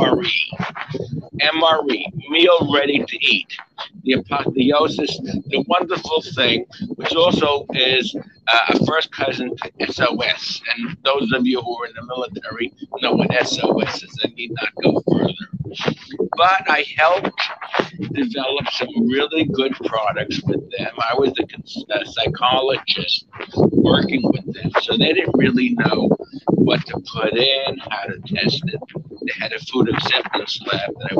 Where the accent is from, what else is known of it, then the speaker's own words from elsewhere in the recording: New York City, New York, United States; I grew up, I was born in the Bronx, New York